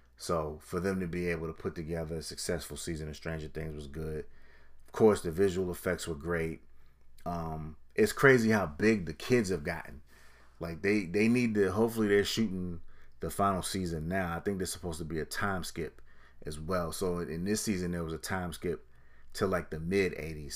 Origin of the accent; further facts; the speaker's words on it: Connecticut, United States; I'm from Connecticut, so I'm, I'm your next door neighbor.